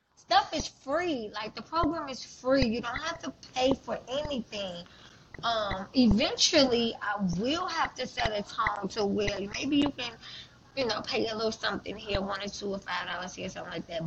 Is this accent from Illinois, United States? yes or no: yes; Chicago, Illinois, United States; Chicago, my hometown